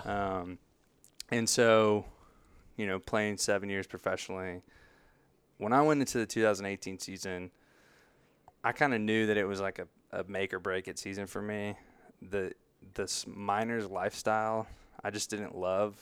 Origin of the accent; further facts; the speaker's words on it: Greenville, United States; I was born and raised here in Greenville